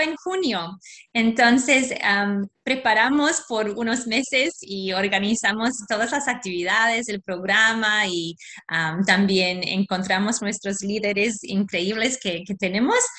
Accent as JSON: {"language": "Spanish", "country": "Australia", "tie": "born or raised there", "second_language": "Spanish", "said": "nací aquí en Australia, mi papá es polaco"}